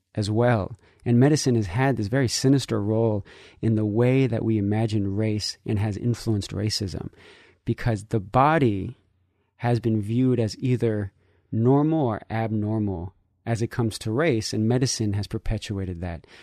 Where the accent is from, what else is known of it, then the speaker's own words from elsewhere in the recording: San Francisco, California, United States; also born or lived in Nicaragua (family origin); I grew up in San Francisco